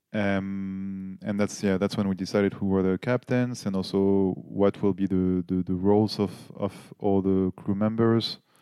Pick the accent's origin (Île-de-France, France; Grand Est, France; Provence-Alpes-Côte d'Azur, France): Île-de-France, France; Paris; English is a second language; moved away as an adult; now in Nuremberg, Germany; I'm from Paris, but I live in Nuremberg as well for now, so six, seven years.